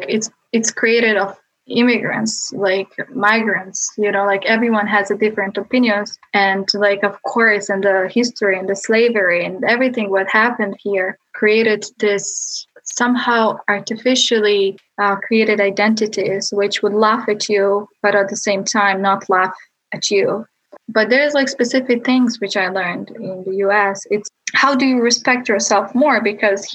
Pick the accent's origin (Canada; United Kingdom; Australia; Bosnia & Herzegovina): Bosnia & Herzegovina; moved away as an adult; now in United States; I grew up in Bosnia and Balkans